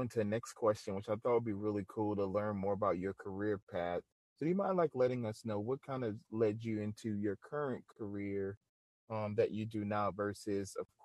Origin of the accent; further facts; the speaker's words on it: New Orleans, Louisiana, United States; I'm originally from New Orleans, Louisiana